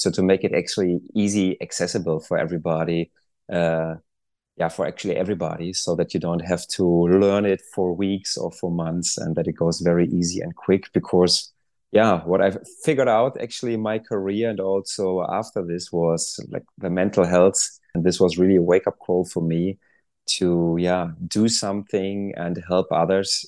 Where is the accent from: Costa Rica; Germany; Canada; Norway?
Germany; moved away as an adult; I'm originally from Germany